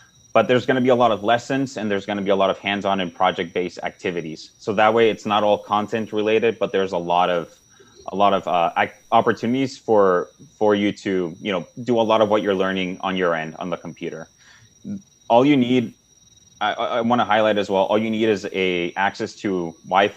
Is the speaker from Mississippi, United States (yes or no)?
no; Nogales, Arizona, United States; I'm from Nogales